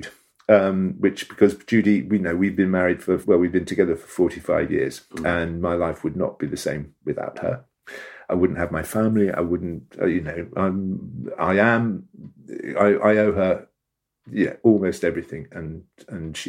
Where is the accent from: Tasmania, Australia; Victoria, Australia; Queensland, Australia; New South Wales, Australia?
Tasmania, Australia; moved away; I was born in Tasmania, and so I went back there to the land of my birth